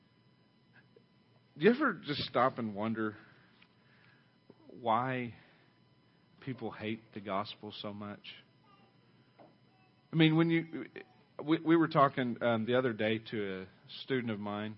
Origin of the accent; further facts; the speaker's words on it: Oklahoma, United States; now in Ada, United States; I only grew up like 70 miles from here. I mean, it's still middle America, Oklahoma, the Bible Belt